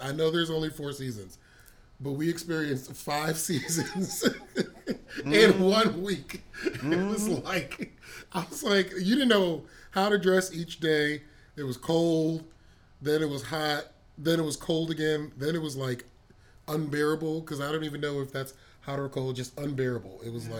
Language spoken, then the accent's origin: English; East Coast, United States; now in Texas, United States; Like especially because we are from the East Coast or lived in the East Coast.